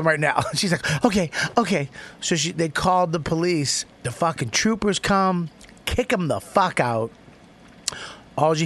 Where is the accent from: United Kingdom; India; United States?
United States; Medford, Massachusetts; I grew up in Medford.